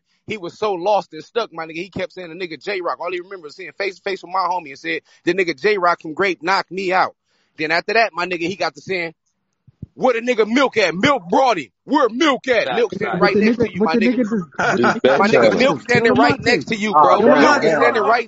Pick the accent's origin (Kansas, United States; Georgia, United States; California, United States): California, United States; Los Angeles